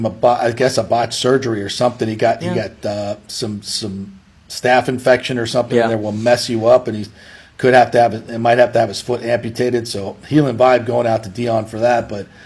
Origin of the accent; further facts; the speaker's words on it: Hollywood, Florida, United States; Florida. The Canes were the dominant sports.